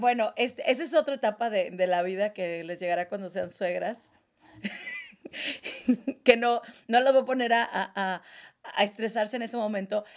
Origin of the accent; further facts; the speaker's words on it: northern Mexico, Mexico; now in Mexico City, Mexico; foráneas, norteñas